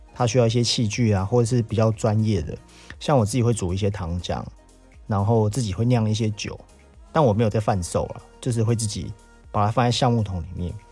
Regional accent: Taiwan; 我们台湾人讲的文旦

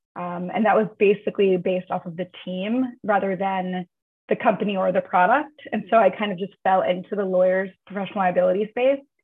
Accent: Long Beach, New York, United States; moved away as an adult; also born or lived in Manhattan, New York; now in San Francisco, United States; I grew up in New York. Um, grew up in Long Beach on Long Island

